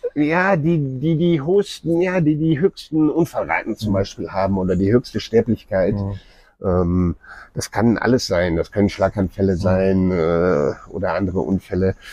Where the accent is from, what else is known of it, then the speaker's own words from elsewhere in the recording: Germany; now in Nairobi, Kenya; wir auch als ja, Deutsche oder Europäer